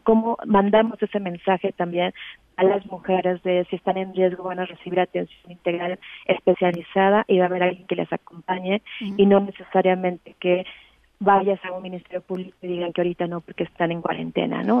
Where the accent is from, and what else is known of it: Mexico